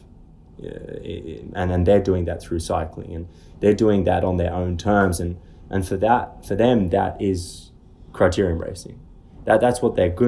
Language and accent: English; Australia; also born or lived in Dumfries, Scotland / Oregon, United States; I lived in Australia since I was seven. And I consider myself Australian and British